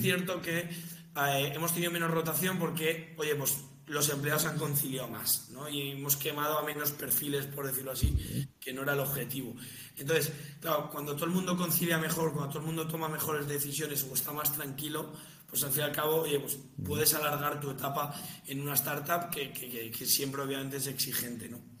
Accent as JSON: {"language": "Spanish", "town": "Las Rozas", "region": "Community of Madrid", "country": "Spain", "said": "soy de Las Rozas"}